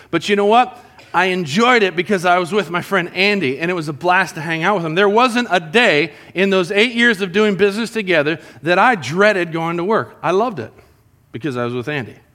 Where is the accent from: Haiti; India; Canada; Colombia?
Colombia; And I grew up with Jason in Columbia. You know, in Columbia is something that we used to do together. We'd build forts in the mountains.